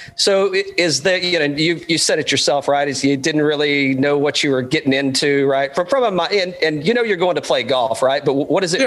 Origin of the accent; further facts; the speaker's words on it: Central Florida, United States; growing up in Central Florida